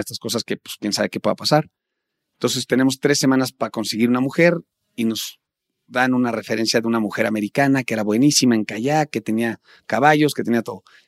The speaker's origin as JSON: {"language": "Spanish", "country": "Mexico", "said": "como todo mexicano"}